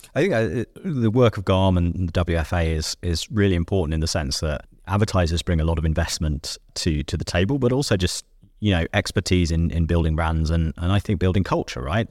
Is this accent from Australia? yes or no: no; United Kingdom; I'm a Brit.